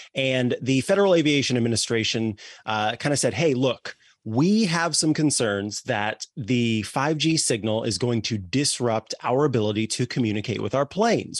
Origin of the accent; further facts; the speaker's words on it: Missouri, United States; moved away; I'm from Missouri originally